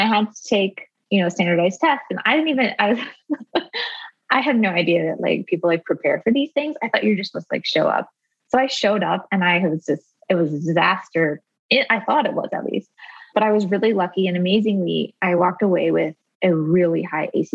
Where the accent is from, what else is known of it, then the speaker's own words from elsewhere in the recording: rural Arizona, United States; I grew up in rural Arizona and I was homeschooled by my mom